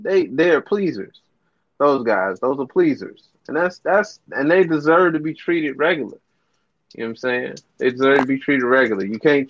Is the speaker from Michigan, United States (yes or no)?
yes; Detroit, Michigan, United States; I was raised in Detroit hospitality.